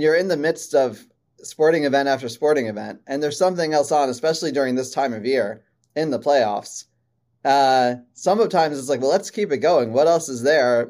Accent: Maryland, United States; I grew up in Maryland.

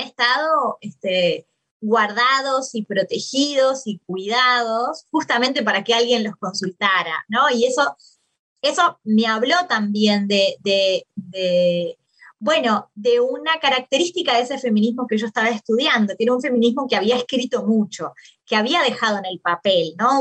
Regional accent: Maldonado, Uruguay; moved away as an adult; also born or lived in Montevideo, Uruguay / Argentina; soy uruguaya, nací en Uruguay, en una ciudad en, Maldonado, en la, no en la capital

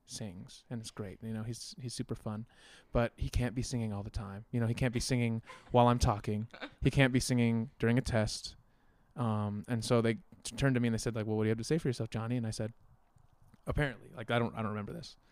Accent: Aurora, Colorado, United States; also born or lived in Salt Lake City, Utah; I'm from Colorado. I moved here when I was 2, born in Salt Lake City, but I don't really feel like, you know, if you've been somewhere your whole life, you don't have any memories anywhere else. It's home. So Colorado's definitely my home. I'm from Aurora.

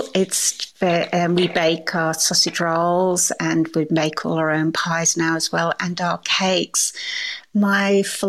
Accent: England, United Kingdom; I suppose, going back to, you know, being English, I like a lemon drizzle cake

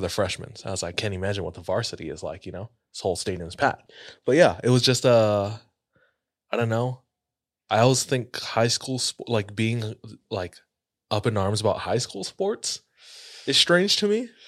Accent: Hawaii, United States; moved away; I grew up in Hawaii

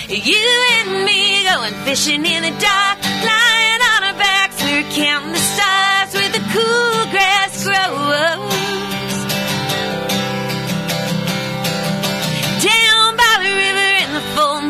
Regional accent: Charleston, South Carolina, United States; I was born in Charleston, South Carolina

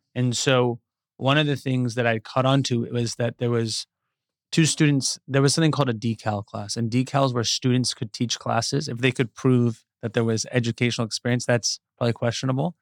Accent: Westlake Village, California, United States; I grew up in Westlake Village.

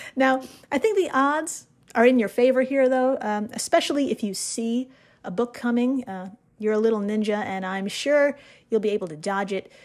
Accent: United States; As an American

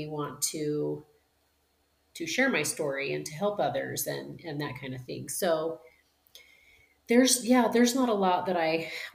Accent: southeastern Idaho, United States; also born or lived in Utah; I was born in Utah and relocated to Idaho.

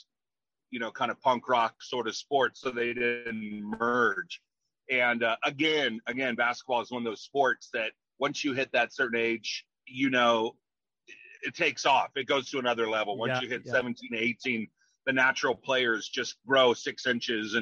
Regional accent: Grass Valley, California, United States; I grew up in Grass Valley, up in the sticks, you know, up in the mountains

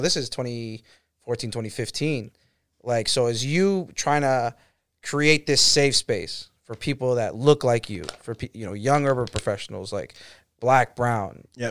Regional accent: Boston, Massachusetts, United States; I'm from Boston

